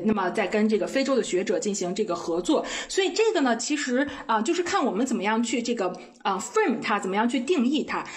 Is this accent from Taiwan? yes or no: no; China; moved away as an adult; now in South Africa; 我们中国人都非常熟悉的这个微信